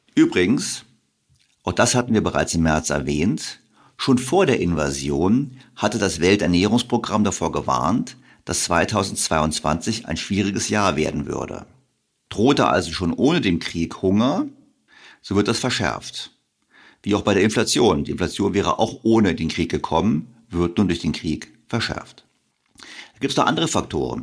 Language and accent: German; Bavaria, Germany; ich bin in Bayern zur Schule gegangen